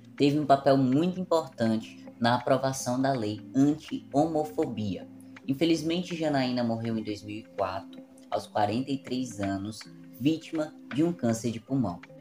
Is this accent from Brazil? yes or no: yes; Fortaleza, Ceará, Brazil; minha cidade natal, Fortaleza